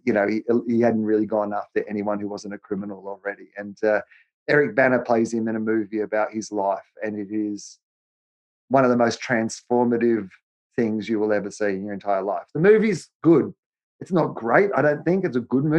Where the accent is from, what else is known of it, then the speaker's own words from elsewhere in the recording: Australia; as an Australian